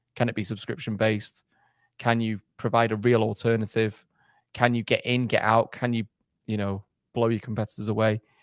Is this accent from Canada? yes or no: no; England, United Kingdom; also born or lived in Germany; I went did my schooling in England